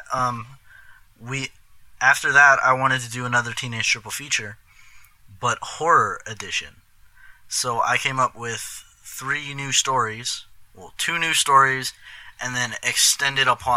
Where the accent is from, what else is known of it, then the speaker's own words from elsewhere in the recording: Fremont, Nebraska, United States; now in Omaha, United States; I'm from Fremont, but I moved to Omaha